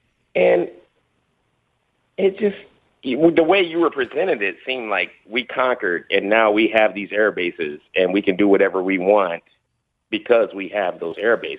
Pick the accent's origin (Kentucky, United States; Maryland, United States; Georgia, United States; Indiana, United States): Kentucky, United States; Louisville; I grew up in Louisville, Kentucky.